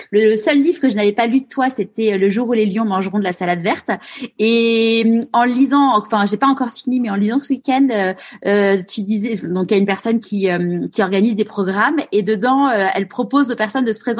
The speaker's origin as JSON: {"language": "French", "town": "Paris", "region": "Île-de-France", "country": "France", "tie": "born or raised there", "also_born_or_lived": "Leeds, England", "said": "moi, je suis née à Paris, dans le 12e"}